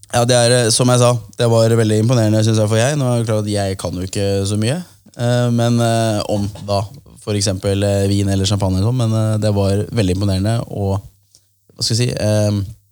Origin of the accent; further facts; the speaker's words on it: Kolbotn, Akershus, Norway; Prinsdal er jo steinkast unna der jeg er fra, Kolbotn